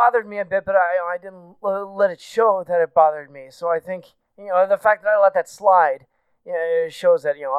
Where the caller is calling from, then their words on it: Bloomington, Indiana, United States; I'm from Bloomington, Indiana.